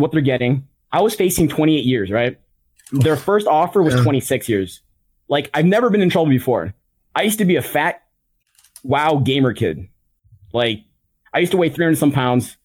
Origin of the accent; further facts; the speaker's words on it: Chicago, Illinois, United States; I'm from Chicago